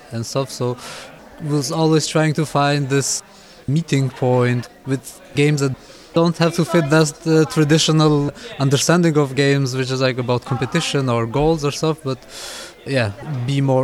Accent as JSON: {"language": "English", "country": "Kosovo", "moved": "yes", "lives_now": "Berlin, Germany", "said": "I'm from Kosovo, but currently based in Germany, in Berlin."}